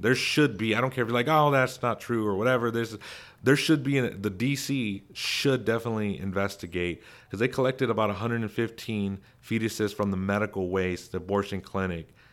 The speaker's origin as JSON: {"language": "English", "region": "Texas", "country": "United States", "tie": "born or raised there", "said": "Arlington, Texas, my home state"}